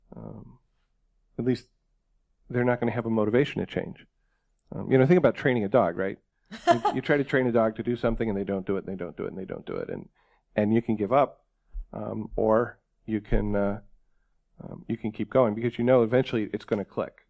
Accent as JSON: {"language": "English", "region": "New York", "country": "United States", "tie": "born or raised there", "said": "I grew up in New York State"}